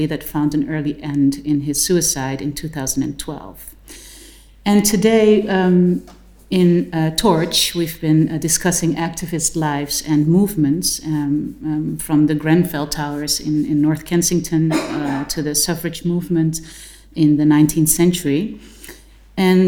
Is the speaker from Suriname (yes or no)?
yes; Suriname